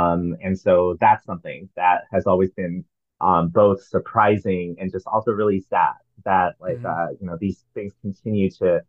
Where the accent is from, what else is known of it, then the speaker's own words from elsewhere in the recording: Northern California, United States; moved away as an adult; also born or lived in Michigan; now in New York, United States; I was born and raised in California. I moved to I was born in Northern California. I moved to Southern California for college. I then moved to Michigan for my master's degree, and then to New York for my doctorate.